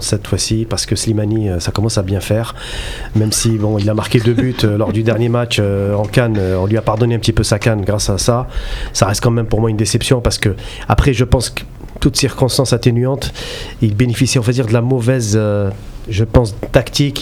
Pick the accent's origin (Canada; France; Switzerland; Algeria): Algeria; chez nous en Algérie